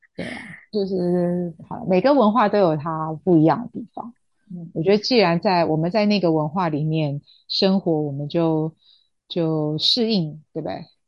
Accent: Taiwan; 那我们台湾这边就是情敌法嘛

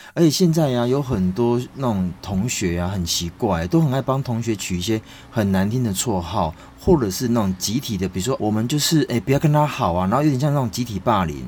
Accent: Taiwan; 我们台湾人

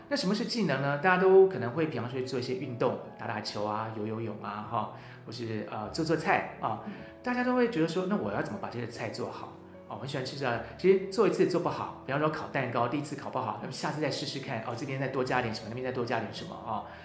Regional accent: National Tsing Hua University campus, Hsinchu City, Taiwan; 我自己小时候就是在清华的大草坪玩着长大的

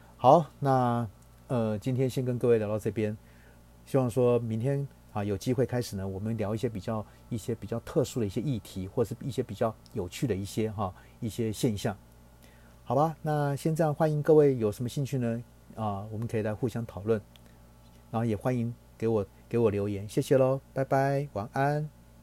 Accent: Taiwan; 我们台湾人

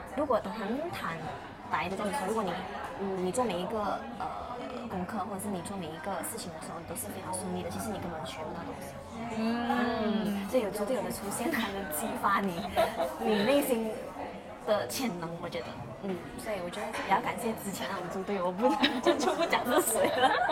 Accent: Ipoh, Perak, Malaysia; now in Kuala Lumpur, Malaysia; 因为我其实之前是从就前两个月我是从怡保来到呃 KL 吉隆坡这边

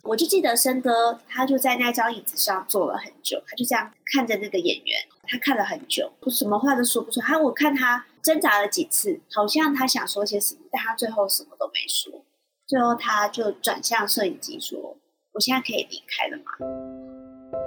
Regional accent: Shuishang, Chiayi County, Taiwan; 我自己就是水上人，然后这是我从小听的故事

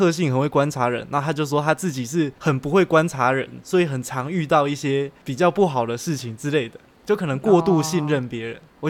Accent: Xinying, Tainan, Taiwan; now in Taipei, Taiwan; 因为我们都是新营人嘛，我们是同一个高中的，然后我们都是台南人。

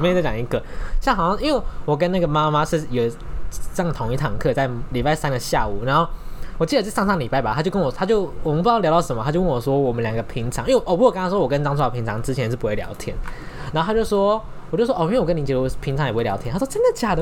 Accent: northern Taiwan, Taiwan; 我们是北部人

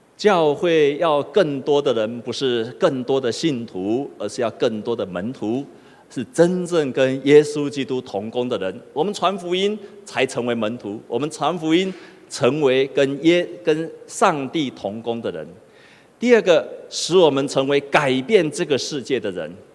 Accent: Taipei, Taiwan; moved away as an adult; also born or lived in Penghu; 我是正港的台北囡仔，我是土生土长的台北，我家住在长安东路的那一端

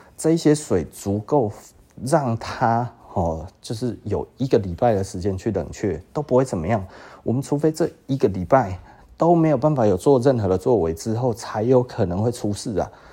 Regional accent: Taiwan; 我们台湾人大部分是这样子

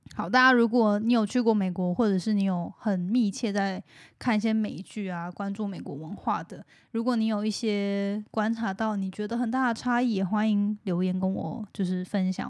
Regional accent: Hualien, Hualien County, Taiwan; moved away as an adult; also born or lived in United States; now in Taipei, Taiwan; 我自己就是在美国待七年嘛。然后是台湾已经土生土长，长到大学毕业之后才去美国。

